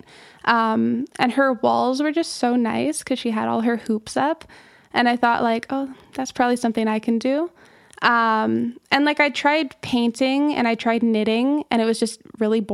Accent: Toronto, Ontario, Canada; moved away as an adult; also born or lived in Banff; now in Kelowna, Canada; I'm from Toronto originally, but I moved here in 2015 when I was 18.

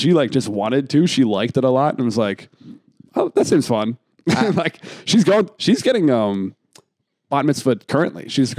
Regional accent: Pennsylvania, United States; Outside of Philly

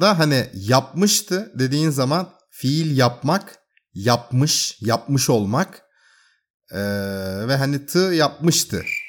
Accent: Bursa, Turkey; ben Bursalıyım

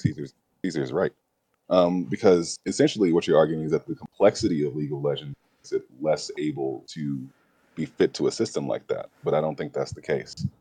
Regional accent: United States; I'm an American

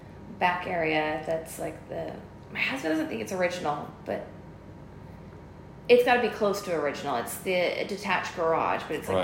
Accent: Paradise Valley, Arizona, United States; now in San Antonio, United States; where I grew up in Paradise Valley in Arizona is a little bit the snotty, well-to-do area.

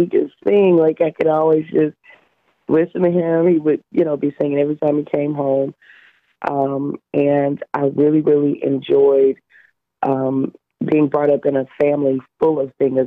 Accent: Louisiana, United States; I am from Louisiana

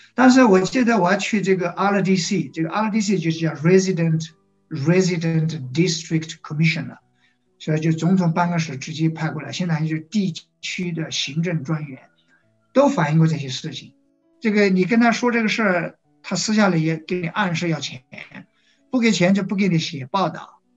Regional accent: China; moved away as an adult; now in Uganda; 我作为一个中国人

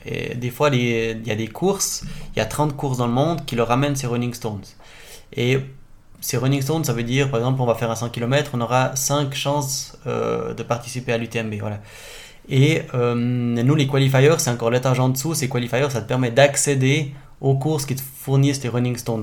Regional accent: Charmey, Fribourg, Switzerland; je viens de charmer

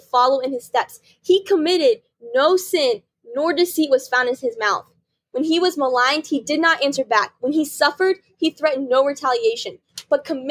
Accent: Patricksburg, Indiana, United States; we grew up in Patricksburg, good old Patricksburg

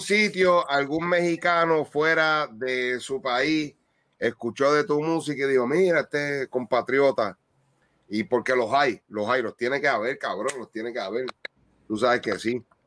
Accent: Puerto Rico; nosotros puertorriqueños

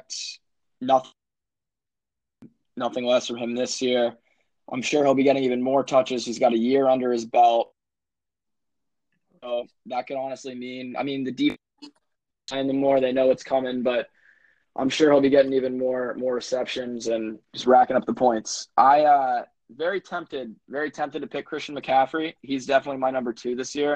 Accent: Pittsburgh, Pennsylvania, United States; I'm from Pittsburgh, PA

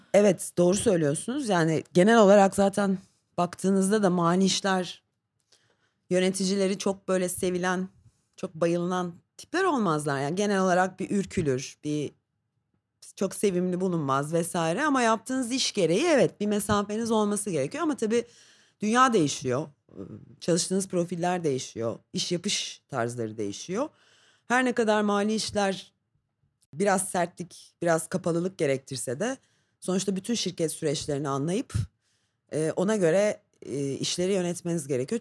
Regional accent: Istanbul, Turkey; İstanbul doğumluyum

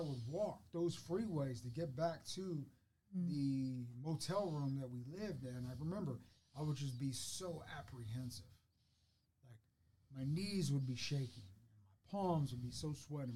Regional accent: Fort Worth, Texas, United States; moved away as an adult; also born or lived in Georgetown, Texas; I grew up in Fort Worth

